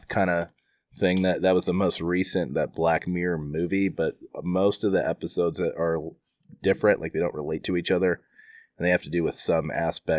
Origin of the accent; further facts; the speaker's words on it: the North, United States; I'm from the North